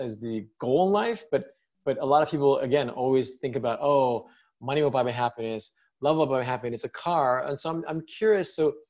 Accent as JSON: {"language": "English", "country": "United States", "said": "I'm American, but I'm ethnically Chinese"}